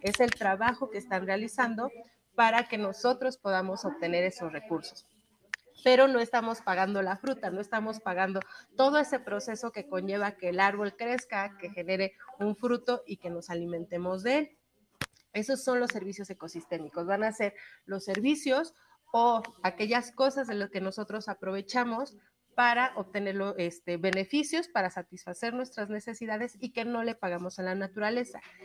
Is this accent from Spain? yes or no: no; Mexico; aquí en México